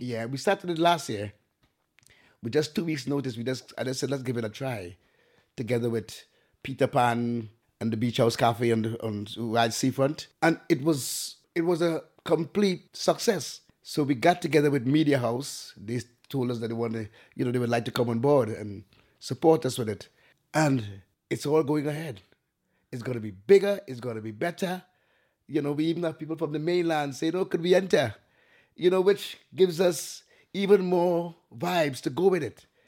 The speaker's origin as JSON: {"language": "English", "region": "Tobago", "country": "Trinidad & Tobago", "tie": "born or raised there", "also_born_or_lived": "Trinidad", "moved": "as an adult", "lives_now": "Isle of Wight, United Kingdom", "said": "I came from Trinidad and Tobago, the island of Tobago. I was born in Trinidad, but I spent most of my time in Tobago."}